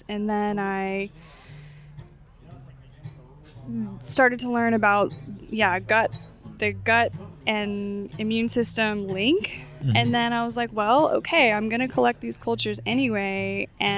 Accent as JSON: {"language": "English", "region": "North Carolina", "country": "United States", "tie": "born or raised there", "moved": "as an adult", "lives_now": "Maui, United States", "said": "the farm where I grew up in North Carolina"}